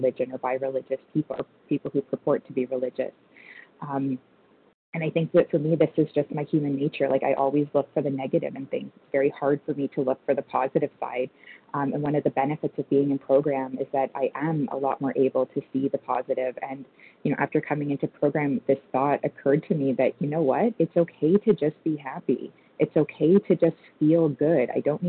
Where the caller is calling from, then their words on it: Toronto, Ontario, Canada; I'm calling from Toronto, Canada.